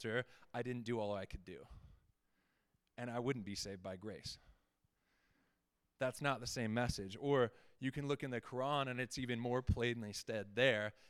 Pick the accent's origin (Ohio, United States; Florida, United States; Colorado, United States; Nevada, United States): Colorado, United States; Fort Collins; I was born and raised right here in Fort Collins